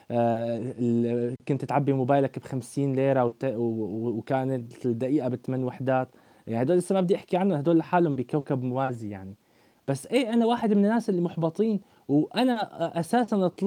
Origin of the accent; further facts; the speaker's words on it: Syria; اللي ما لهم علاقه ابدا بطموحاتنا نحن كشعب سوري